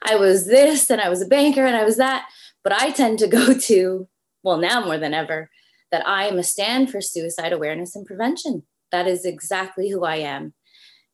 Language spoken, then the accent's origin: English; Toronto, Ontario, Canada; from Toronto, Canada. So you might hear a little bit of accent. People say I do have a little something when I say about or something like that.